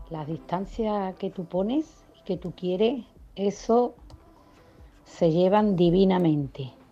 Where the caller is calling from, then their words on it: Seville, Andalusia, Spain; Muy buenas tardes, cafetero … de Sevilla.